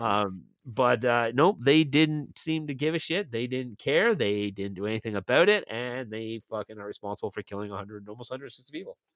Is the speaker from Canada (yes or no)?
yes; Milton, Ontario, Canada; moved away as an adult; now in St. Catharines, Canada; my hometown of Milton